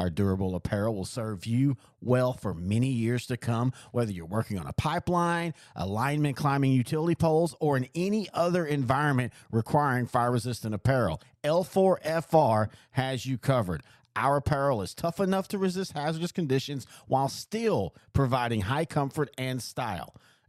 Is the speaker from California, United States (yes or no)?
no; Texas, United States